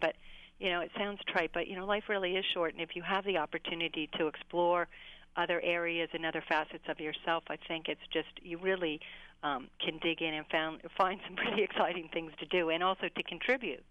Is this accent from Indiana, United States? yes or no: no; Pittsburgh, Pennsylvania, United States; moved away; also born or lived in New York; I went back home to Pittsburgh and I started writing for anybody who would have me. I did a nightlife column for the Pittsburgh Magazine, my hometown.